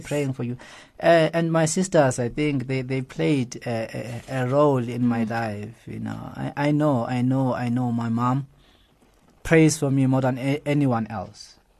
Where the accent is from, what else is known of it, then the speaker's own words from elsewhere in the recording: Johannesburg, Gauteng, South Africa; especially where I grew up in Alex